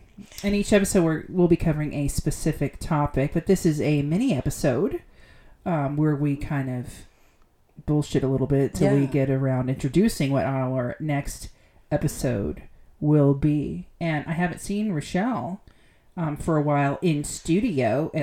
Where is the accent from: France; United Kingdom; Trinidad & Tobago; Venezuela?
United Kingdom; I'm British, but not really.